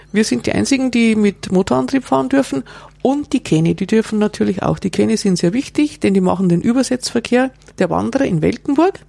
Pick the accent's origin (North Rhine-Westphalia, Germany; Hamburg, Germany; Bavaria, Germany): Bavaria, Germany; bei uns in Bayern